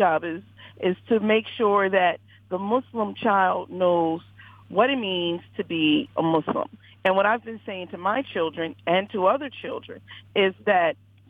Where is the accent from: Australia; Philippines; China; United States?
United States; Philadelphia, Pennsylvania; I'm from Philadelphia.